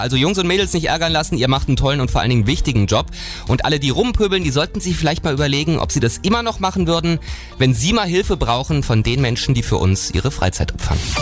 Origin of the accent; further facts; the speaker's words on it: Thuringia, Germany; wir Thüringer